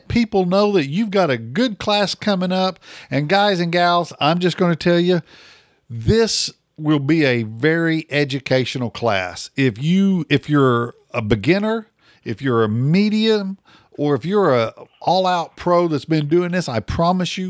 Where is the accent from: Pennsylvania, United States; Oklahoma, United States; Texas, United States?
Oklahoma, United States; I'm from Oklahoma.